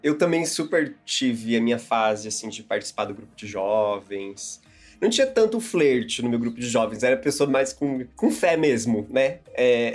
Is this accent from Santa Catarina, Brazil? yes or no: yes; Santa Catarina, Brazil; now in São Paulo, Brazil; em onde eu morava ou na minha família, em Santa Catarina